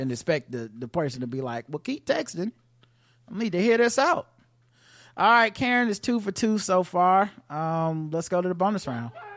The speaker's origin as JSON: {"language": "English", "country": "United States", "said": "being American"}